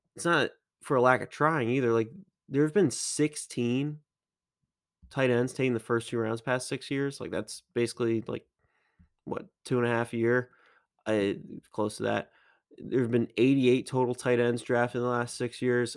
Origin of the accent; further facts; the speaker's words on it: Maryland, United States; I'm from Maryland.